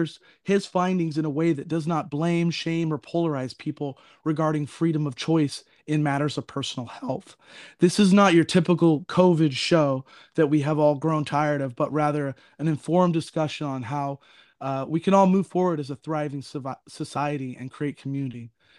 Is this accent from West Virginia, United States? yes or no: no; California, United States; now in Oregon, United States; because I am from Southern California. I currently live in Oregon